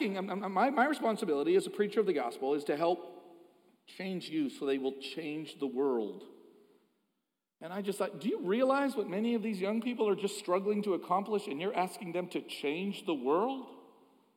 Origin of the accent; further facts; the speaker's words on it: Toronto, Ontario, Canada; moved away; I'm Canadian